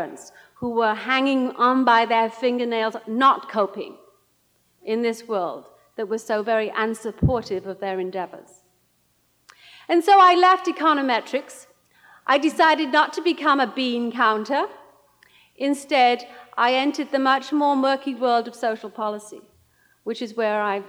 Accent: Welsh mining valleys, Wales, United Kingdom; moved away as an adult; now in United States; I grew up in the Welsh mining valleys, one of six daughters

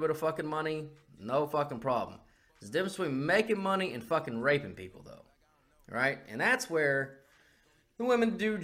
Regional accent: United States; as an American

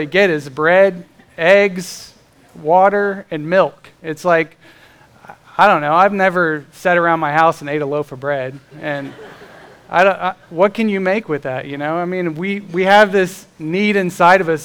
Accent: Florida, United States; now in Indiana, United States; I grew up in Florida and we had hurricanes down there

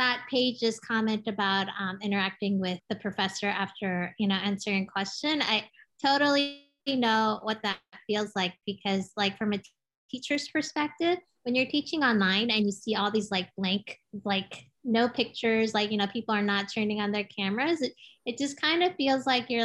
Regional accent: United States; also born or lived in Seoul, South Korea; I moved to the States when I was 8 years old

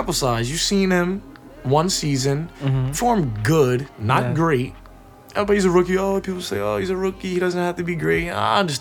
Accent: New Jersey, United States; we're from Jersey

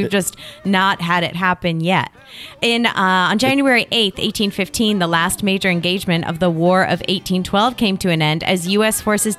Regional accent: Connecticut, United States; I'm from Connecticut.

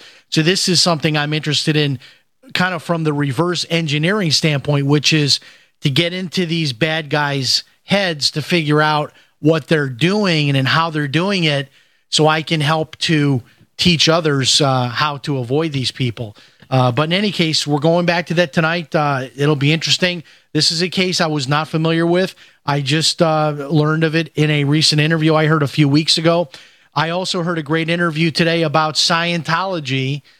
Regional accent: Chicago, Illinois, United States; And it's kind of like it how it used to be when I grew up in Chicago. We would go to the White Sox games

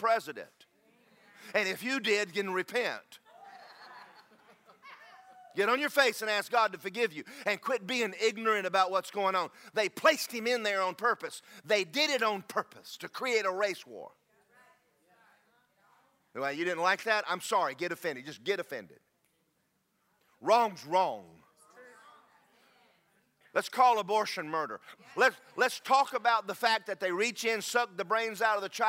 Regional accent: United States; I'm proud of being an American

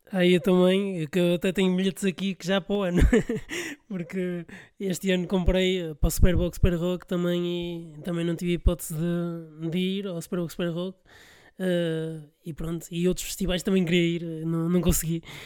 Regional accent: Porto, Norte, Portugal; Eu sou do Porto

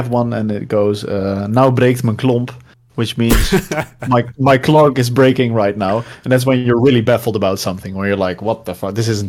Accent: Netherlands; No, and I'm from the Netherlands.

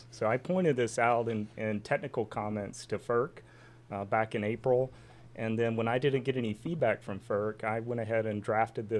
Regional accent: Eastern North Carolina, United States; I'm from Eastern North Carolina

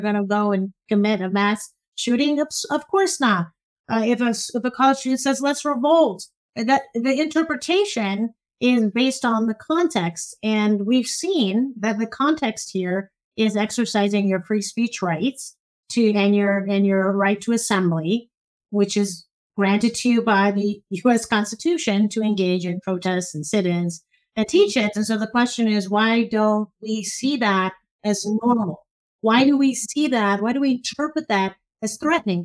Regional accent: Cairo, Cairo Governorate, Egypt; now in United States; so I'm originally Egyptian. I was born in Cairo

